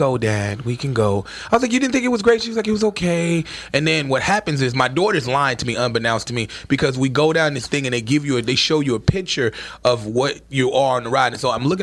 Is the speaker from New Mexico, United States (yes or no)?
no; Chicago, Illinois, United States; now in New York, United States; I'm from Chicago